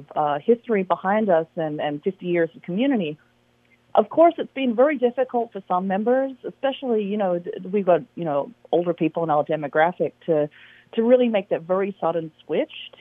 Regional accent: Sydney, New South Wales, Australia; now in Alameda, United States; I'm actually from Sydney, Australia

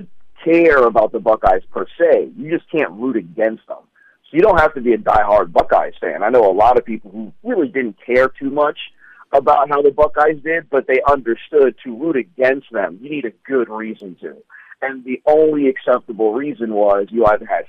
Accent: Columbus, Ohio, United States; moved away as an adult; now in Philadelphia, United States; I'm actually from Columbus, Ohio

